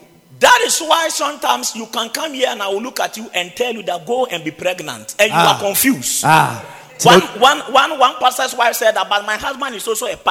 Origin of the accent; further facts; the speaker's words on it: Wenchi, Bono, Ghana; moved away; my hometown, the village in Wenchi